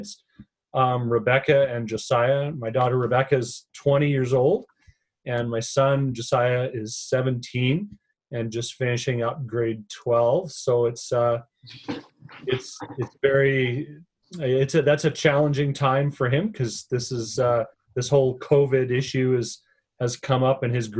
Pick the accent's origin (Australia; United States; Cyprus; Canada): Canada; Edmonton, Alberta; I'm born and raised in Edmonton